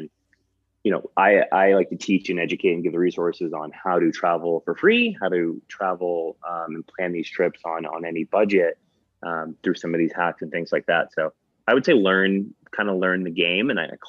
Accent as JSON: {"language": "English", "town": "Paterson", "region": "New Jersey", "country": "United States", "tie": "born or raised there", "said": "Like I grew up in Paterson, New Jersey, or my family grew up in Paterson, New Jersey."}